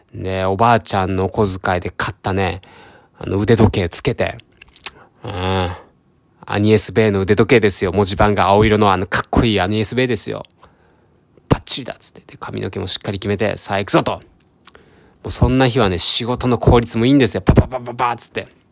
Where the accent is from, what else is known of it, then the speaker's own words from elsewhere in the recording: Ehime, Japan; moved away as an adult; also born or lived in Tokyo; 僕は出身が四国の愛媛県、まあ、本当に田舎ですね